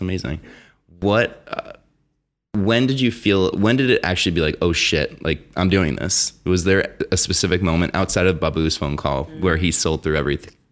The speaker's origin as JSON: {"language": "English", "region": "New Jersey", "country": "United States"}